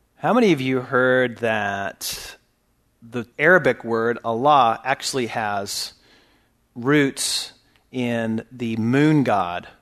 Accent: California, United States; now in Texas, United States; I was born in California, raised in California.

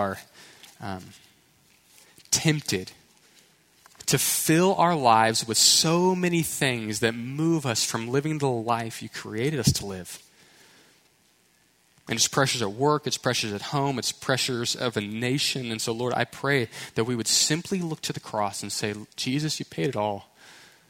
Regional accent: Houston, Texas, United States; I was from Houston, right? So city slickers, suburbs, never hiked a mountain

